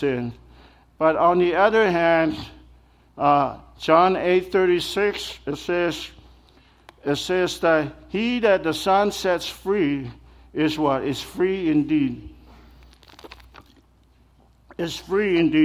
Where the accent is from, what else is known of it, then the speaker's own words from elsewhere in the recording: American Samoa; moved away; Growing up back home, the culture is just different, you know. I'm from American Samoa, that's where I'm from.